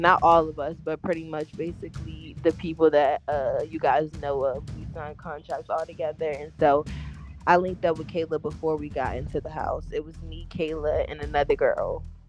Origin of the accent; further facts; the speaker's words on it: Virginia, United States; also born or lived in DMV; I'm from Virginia. I live in the DMV.